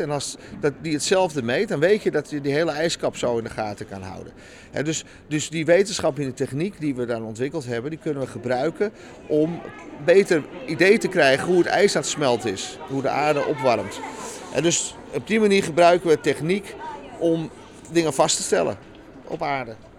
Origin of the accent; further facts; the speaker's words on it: Netherlands; Ik ben eh, geboren in Nederland, geboren getogen.